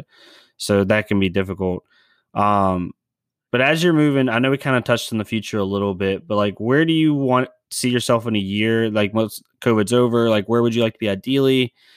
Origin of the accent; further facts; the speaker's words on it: United States; as an American